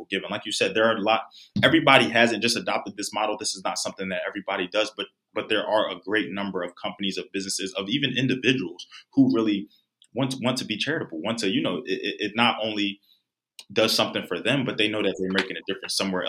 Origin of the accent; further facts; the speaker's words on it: Philadelphia, Pennsylvania, United States; moved away as an adult; also born or lived in New York / North Carolina; now in Florida, United States; I was raised in Philadelphia